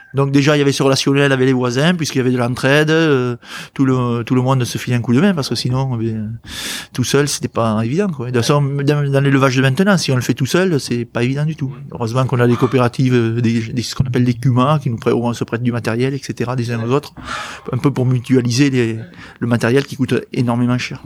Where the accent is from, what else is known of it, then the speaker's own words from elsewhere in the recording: Bordeaux, Nouvelle-Aquitaine, France; je suis de Bordeaux.